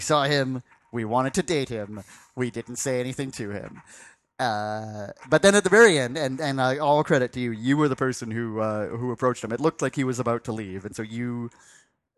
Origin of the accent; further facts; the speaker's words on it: Canada; being politely Canadian